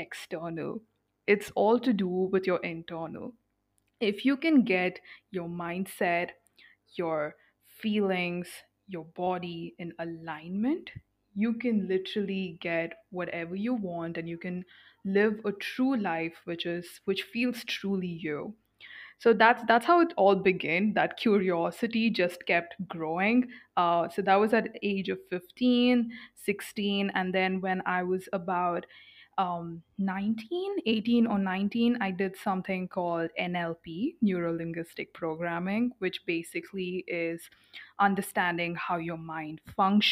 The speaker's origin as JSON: {"language": "English", "country": "India", "tie": "born or raised there", "said": "I am born and brought up in India in a middle class family"}